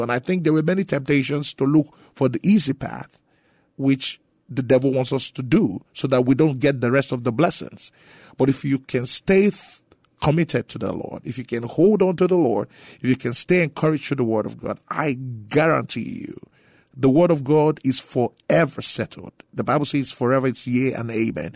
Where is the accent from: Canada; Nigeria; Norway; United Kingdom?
Nigeria; moved away as an adult; also born or lived in Grand Prairie, Texas; now in San Antonio, United States; I was born and raised in Nigeria for the first twenty years of my life